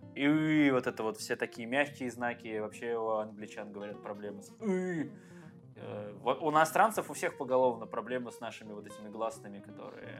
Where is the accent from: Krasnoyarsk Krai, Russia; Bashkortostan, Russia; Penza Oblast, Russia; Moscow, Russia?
Penza Oblast, Russia; Penza; moved away as an adult; now in Saint Petersburg, Russia; У меня просто есть друзья с моего родного города Пензы